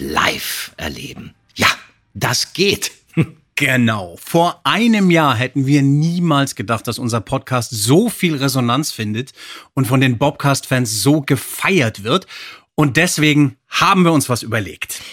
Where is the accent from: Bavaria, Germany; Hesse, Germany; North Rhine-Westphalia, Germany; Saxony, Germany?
Hesse, Germany; Frankfurt am Main; Frankfurt am Main, meiner Heimatstadt